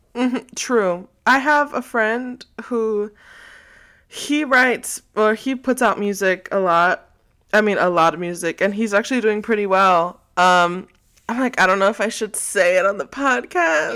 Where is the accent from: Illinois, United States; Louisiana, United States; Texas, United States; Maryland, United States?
Texas, United States; I am from Texas, so that is a big part of my identity as a Texan